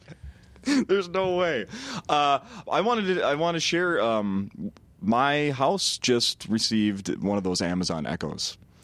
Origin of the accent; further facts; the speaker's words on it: Saint Paul, Minnesota, United States; I grew up born and raised in Saint Paul